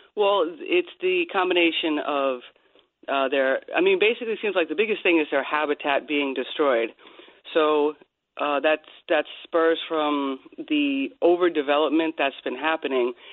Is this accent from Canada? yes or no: no; Bohemia, New York, United States; when we were growing up in Long Island